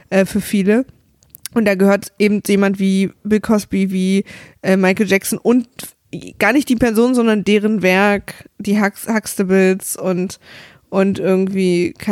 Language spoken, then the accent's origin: German; Berlin, Germany; ich komme ja aus, aus dem Osten, aus Ostberlin. Und ich bin in der DDR aufgewachsen.